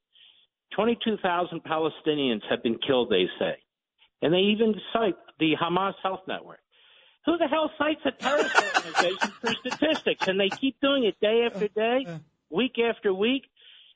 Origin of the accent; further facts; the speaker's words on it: Philadelphia, Pennsylvania, United States; I'm from Philadelphia